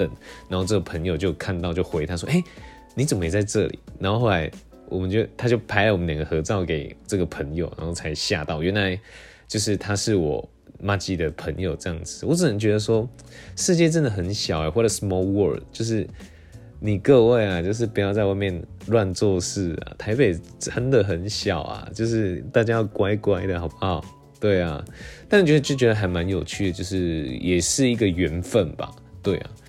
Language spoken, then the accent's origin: Chinese; Taiwan; 我就这样讲，我就是台湾的嘛，就可能有一些刻板印象